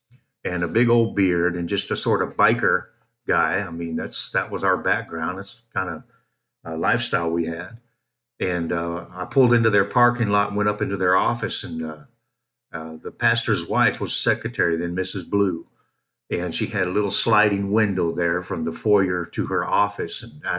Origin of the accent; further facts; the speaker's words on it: Southern California, United States; moved away as an adult; also born or lived in Seattle; we're from Southern California.